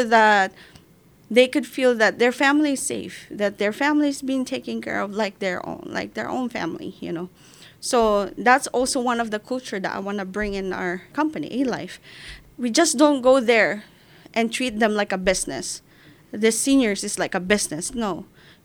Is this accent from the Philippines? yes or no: yes; Philippines; moved away as an adult; now in United States; I left my mom in the Philippines. Mm. As a Filipino, we always take care of our elders